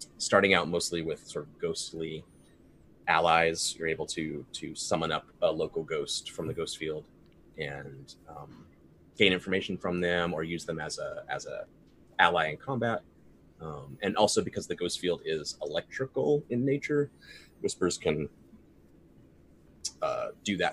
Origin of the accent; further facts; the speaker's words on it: Kentucky, United States; I'm from Kentucky